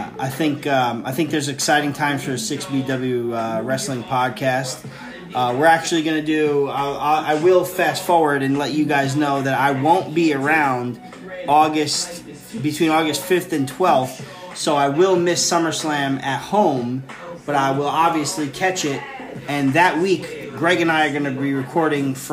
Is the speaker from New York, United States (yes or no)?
yes; New York, United States; New York, baby. We're from New York. We love it.